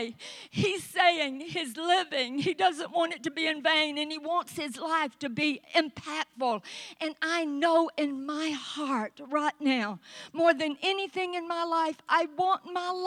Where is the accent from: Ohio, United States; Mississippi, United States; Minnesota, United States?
Mississippi, United States; Vicksburg; moved away as an adult; also born or lived in Southeast Texas; a little girl born and raised in Vicksburg, Mississippi, was going to marry a guy from Texas